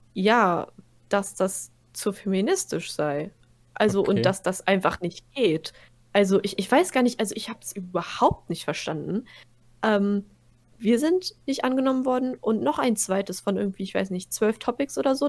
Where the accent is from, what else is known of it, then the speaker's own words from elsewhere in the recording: Germany; wir kommen aus Deutschland